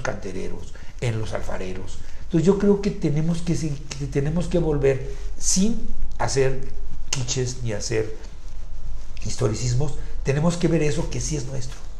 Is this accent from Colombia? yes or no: no; Mexico